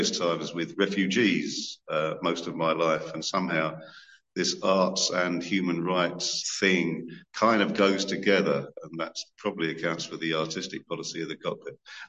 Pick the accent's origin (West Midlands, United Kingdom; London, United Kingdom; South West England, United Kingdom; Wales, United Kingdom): London, United Kingdom; I'm a Londoner